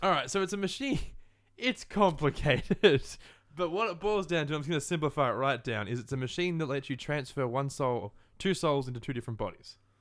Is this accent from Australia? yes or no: yes; Australia; being an Australian and living in Australia